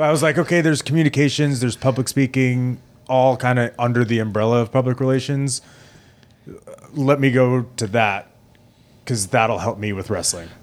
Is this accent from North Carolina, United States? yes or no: no; Plainview, New York, United States; I grew up in Plainview, uh, which is, like, kinda smack dab in the middle of Long Island